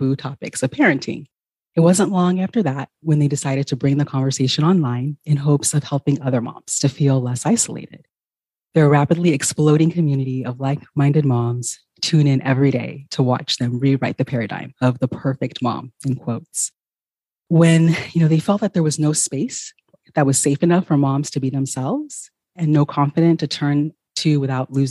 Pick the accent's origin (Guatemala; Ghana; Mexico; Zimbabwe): Ghana; moved away; I'm originally from Ghana